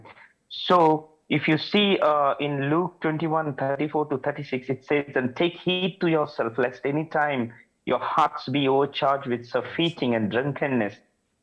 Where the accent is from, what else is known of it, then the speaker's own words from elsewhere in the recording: India; moved away as an adult; now in Saudi Arabia; I come from India.